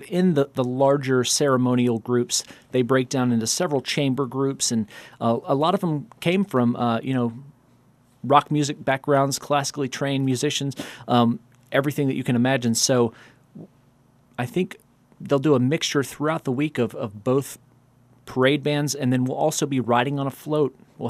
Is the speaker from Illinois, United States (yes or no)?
no; Alabama, United States; moved away; I grew up in Alabama.